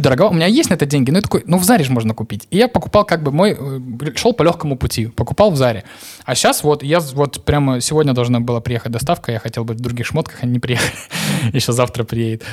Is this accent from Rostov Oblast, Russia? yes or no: yes; Novocherkassk, Rostov Oblast, Russia; я из Новочеркасска